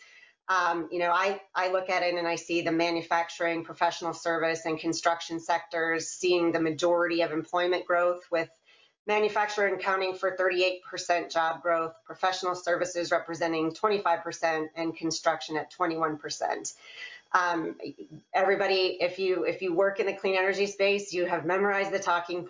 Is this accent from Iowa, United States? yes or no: yes; Iowa, United States; Iowa, importantly my home state